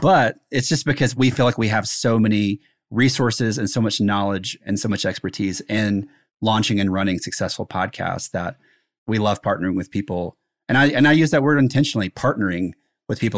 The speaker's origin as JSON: {"language": "English", "region": "South Carolina", "country": "United States", "tie": "born or raised there", "said": "I grew up in South Carolina"}